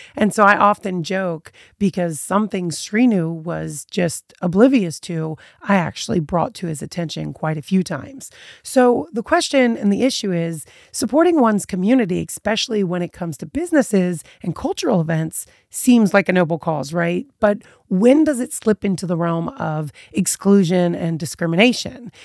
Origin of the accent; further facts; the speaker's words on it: Eastern Shore, Annapolis, Baltimore, Maryland, United States; I was raised on the Eastern Shore when I was little, moved to Annapolis, born in Baltimore, kind of all over as far as like where I grew up.